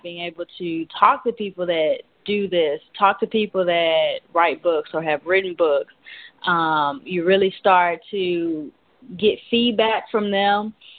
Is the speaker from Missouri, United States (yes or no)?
yes; St. Louis, Missouri, United States; moved away as an adult; now in Dallas, United States; I'm from St. Louis, Missouri, but um, I moved down here about a year and a half ago to Dallas, Texas